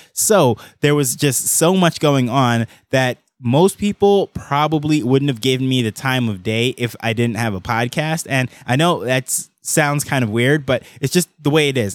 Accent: Jamaica; I am the first from Jamaica

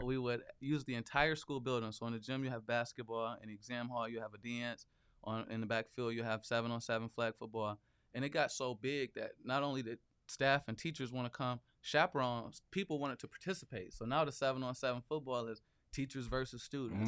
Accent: Flint, Michigan, United States; moved away as an adult; now in Lansing, United States; I'm from Flint, Michigan

